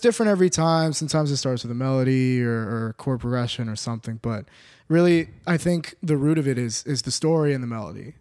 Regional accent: Orlando, Florida, United States; moved away as an adult; now in Los Angeles, United States; born and raised in Orlando, Florida.

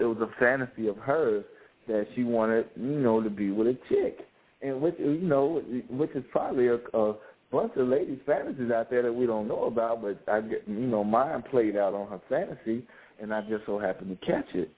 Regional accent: Louisiana, United States; also born or lived in Monroe, Louisiana; now in Atlanta, United States; I'm from Louisiana

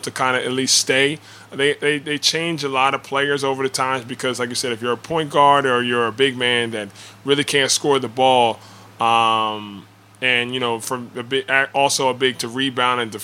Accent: Mount Laurel, New Jersey, United States; Mount Laurel, which I grew up and my parents still live

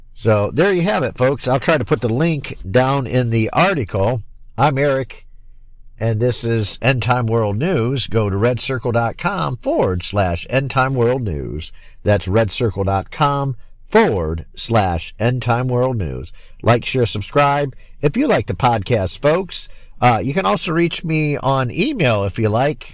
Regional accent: Michigan, United States; also born or lived in Florida; I'm back here now in my home state of Michigan

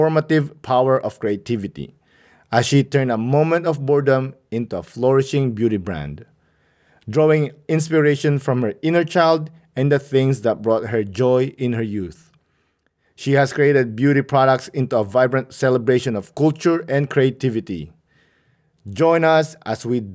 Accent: Philippines; moved away; growing up in the Philippines

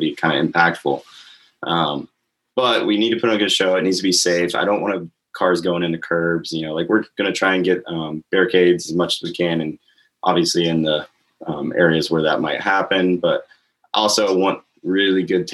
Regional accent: Crestview, Florida, United States; I grew up there in Crestview. I was born there

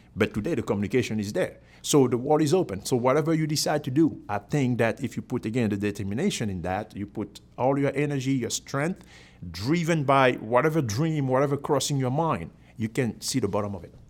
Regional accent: Cameroon; moved away as an adult; now in United States; I'm from Cameroon in Africa originally. So that was, uh, born and, uh, I've been in the U S for twenty-one years

